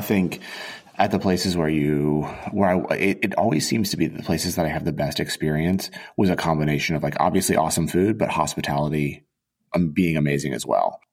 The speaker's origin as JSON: {"language": "English", "town": "Auburn", "region": "Alabama", "country": "United States", "tie": "born or raised there", "also_born_or_lived": "Boulder, Colorado", "said": "my my my dad got a job at Auburn University, and we wound up War Eagle going moving to Auburn"}